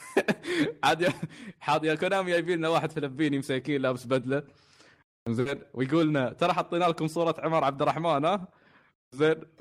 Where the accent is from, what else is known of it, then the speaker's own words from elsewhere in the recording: United Arab Emirates; عندنا في الإمارات